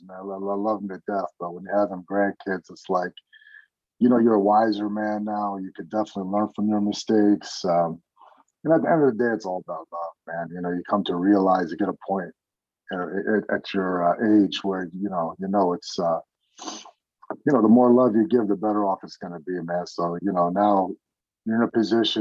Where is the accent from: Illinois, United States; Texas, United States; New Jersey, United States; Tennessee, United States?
New Jersey, United States; now in California, United States; I grew up in Jersey, North Jersey, close to New York City. I wasn't born in this country, man. I came here when I was a year old